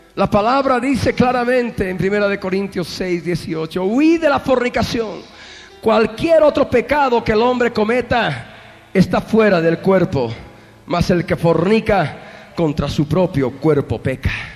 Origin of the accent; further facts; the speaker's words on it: Bolivia; Somos bolivianos